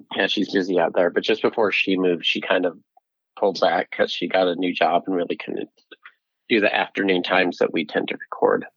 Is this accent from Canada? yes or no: no; Utah, United States; also born or lived in Vernal, Utah / Salt Lake City area, Utah; I grew up in Utah